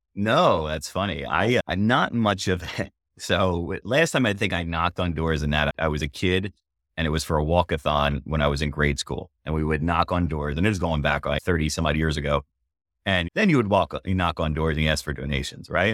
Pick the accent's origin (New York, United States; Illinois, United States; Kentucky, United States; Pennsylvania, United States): Pennsylvania, United States; Philadelphia; now in New Hampshire, United States; we're from Philly originally